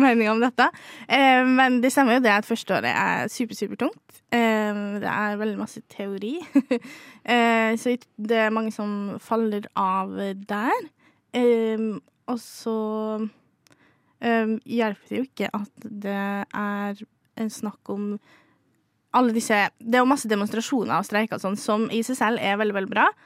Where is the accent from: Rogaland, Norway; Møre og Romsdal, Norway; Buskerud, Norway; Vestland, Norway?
Møre og Romsdal, Norway; Molde; moved away; Jeg har faktisk beholdt folkeregistreringa hjemme i Molde